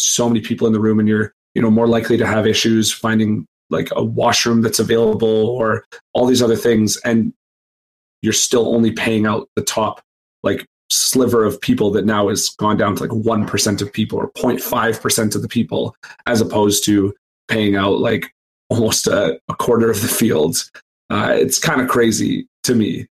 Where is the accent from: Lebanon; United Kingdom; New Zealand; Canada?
Canada; Being a Canadian